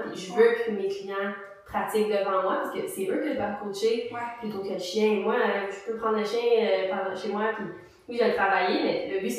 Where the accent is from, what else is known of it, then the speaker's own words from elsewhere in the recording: Mercier, Quebec, Canada; moi, je viens euh, de Ville-Mercier